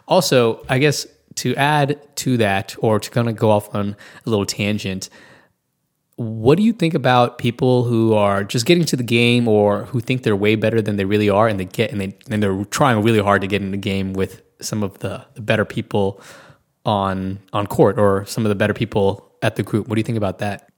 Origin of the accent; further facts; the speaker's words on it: Washington, District of Columbia, United States; now in Tulsa, United States; I'm originally from Washington, the D.C. area